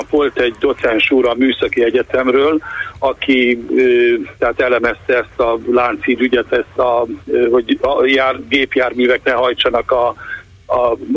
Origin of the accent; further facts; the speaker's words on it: Hungary; Na most én vidéki, nagyvárosi ember vagyok, nem budapesti vagyok